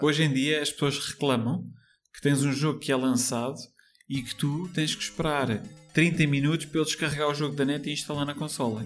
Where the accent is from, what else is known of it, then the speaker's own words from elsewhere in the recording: Póvoa de Santo Adrião, Lisbon, Portugal; sou nascido e criado basicamente na, na Pova de Santo Adrião, que é uma vila, uh, mesmo às portas de Lisboa